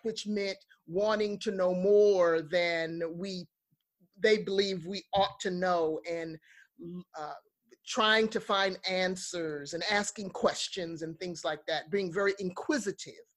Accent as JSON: {"language": "English", "region": "New York", "country": "United States", "tie": "born or raised there", "said": "Growing up in New York and working with children, young people in the inner city"}